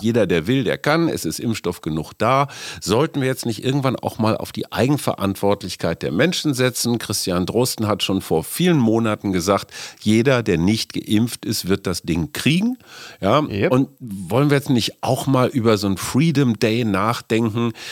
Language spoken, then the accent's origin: German; Münster, North Rhine-Westphalia, Germany; Münster, meine Heimatstadt